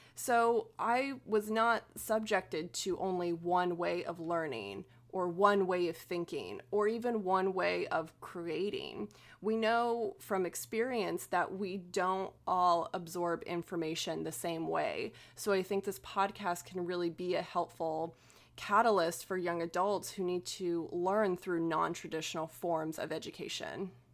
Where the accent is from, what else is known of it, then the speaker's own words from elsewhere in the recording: Oklahoma, United States; our experiences growing up in Oklahoma